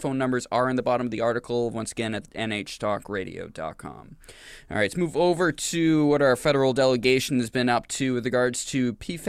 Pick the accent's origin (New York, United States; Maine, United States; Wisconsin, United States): Maine, United States; moved away; I grew up in Maine.